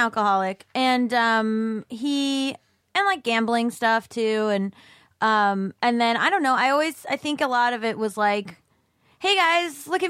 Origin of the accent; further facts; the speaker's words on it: Florida, United States; born there; I was born in Florida.